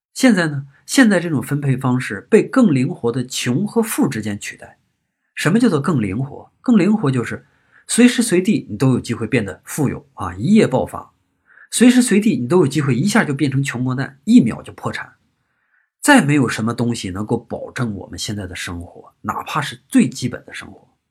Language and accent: Chinese; on the border with Shandong, Hebei, China; 我老家在河北和山东的交界